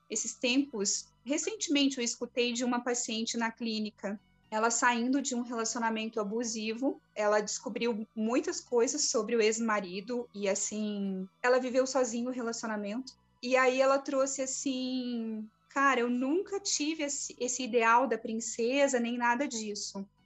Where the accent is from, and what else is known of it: Florianópolis, Santa Catarina, Brazil